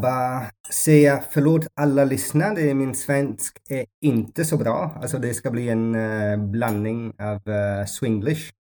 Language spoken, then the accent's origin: Swedish; Ethiopia; Swedish is a second language; now in Mallorca, Spain; jag växte upp i Etiopien